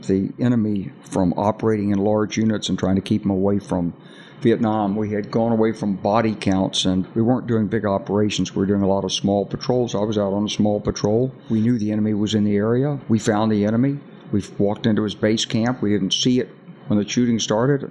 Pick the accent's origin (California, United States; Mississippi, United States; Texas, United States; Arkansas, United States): Arkansas, United States; I'm from Arkansas. You know, I grew up with guns